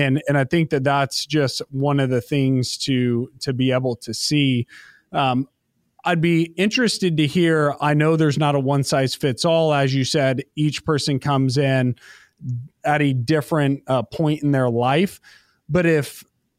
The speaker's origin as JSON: {"language": "English", "country": "United States", "tie": "born or raised there", "said": "being an American kid."}